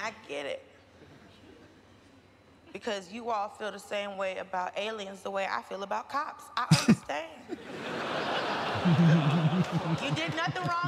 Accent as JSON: {"language": "English", "country": "United States", "said": "I'm an American and a Christian."}